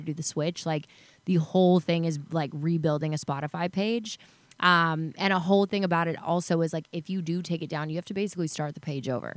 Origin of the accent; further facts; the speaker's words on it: Chattanooga, Tennessee, United States; moved away; also born or lived in Dallas, Texas / Los Angeles, California; I grew up in Chattanooga, Tennessee, then moved to Dallas.